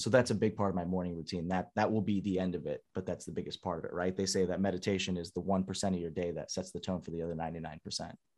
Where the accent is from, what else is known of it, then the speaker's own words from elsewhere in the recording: San Diego, California, United States; born and raised in San Diego